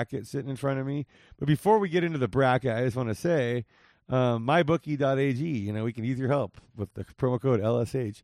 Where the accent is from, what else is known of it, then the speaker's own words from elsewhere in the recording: Las Vegas, Nevada, United States; the Las Vegas Raiders, my hometown